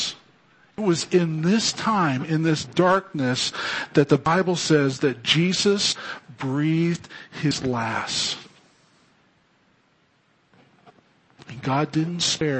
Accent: Fresno, California, United States; I grew up in Fresno

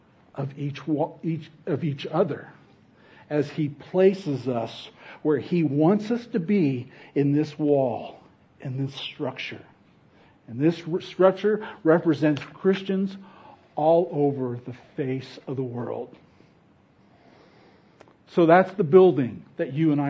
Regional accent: Fresno, California, United States; moved away; I grew up in Fresno

